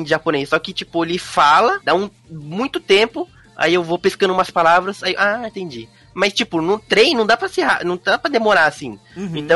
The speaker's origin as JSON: {"language": "Portuguese", "country": "Brazil", "lives_now": "Japan", "said": "sou brasileiro, que eu não sou japonês"}